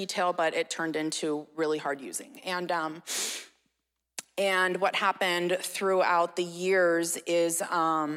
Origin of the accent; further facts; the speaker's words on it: Red Bluff, California, United States; I was born and raised in Red Bluff